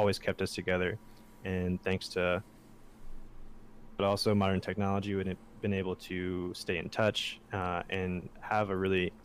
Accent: Virginia Beach, Virginia, United States; moved away as an adult; also born or lived in Arizona; now in San Francisco, United States; growing up in Virginia Beach, Virginia

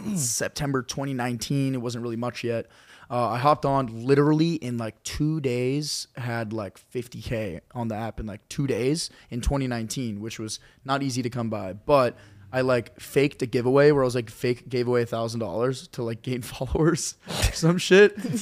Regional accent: Charlotte, North Carolina, United States; moved away; I went to community college in my hometown in Charlotte

